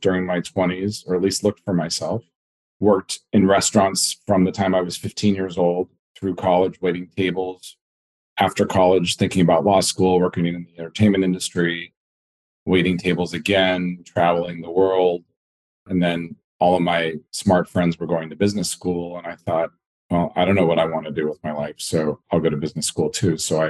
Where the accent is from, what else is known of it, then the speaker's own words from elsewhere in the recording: Los Angeles, California, United States; moved away as an adult; now in Washington, DC, United States; I am from Los Angeles originally. I am 50 years old this year